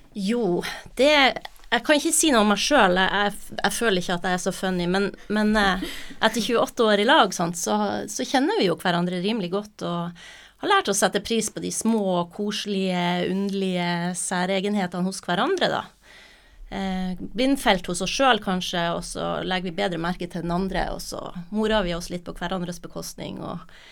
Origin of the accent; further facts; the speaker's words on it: Nordland and Troms, Northern Norway, Norway; also born or lived in Buenos Aires, Argentina / Trøndelag; fra jeg var fire og ca. til i dag, så er det jo Nordland og Troms jeg har bodd